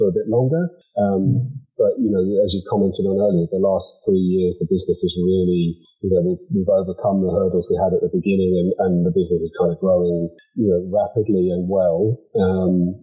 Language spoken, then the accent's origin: English; England, United Kingdom; now in County Donegal, Ireland; I was born in England and brought up there